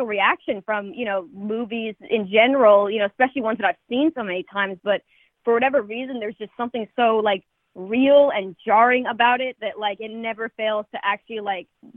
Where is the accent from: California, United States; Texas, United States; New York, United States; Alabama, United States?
California, United States; Palm Springs; also born or lived in Los Angeles; I grew up in Palm Springs